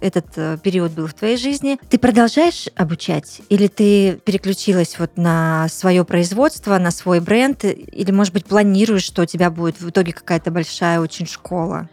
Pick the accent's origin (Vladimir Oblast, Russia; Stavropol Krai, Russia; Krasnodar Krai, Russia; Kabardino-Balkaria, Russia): Krasnodar Krai, Russia; Tuapse; also born or lived in Russian Far East; потом мы уехали жить в Туапсе